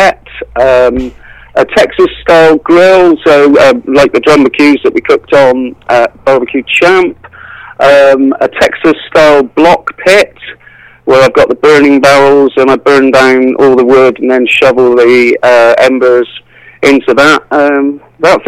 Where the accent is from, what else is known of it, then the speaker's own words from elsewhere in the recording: West Country, South West England, United Kingdom; I'm a farmer from the West Country